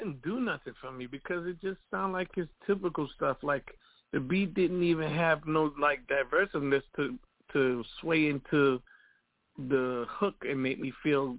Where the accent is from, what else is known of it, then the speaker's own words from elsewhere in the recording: Jamaica; I'm Jamaican myself